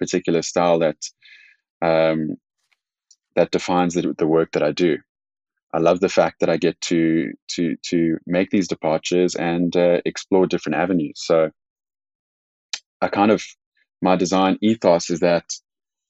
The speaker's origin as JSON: {"language": "English", "country": "South Africa", "said": "I am South African"}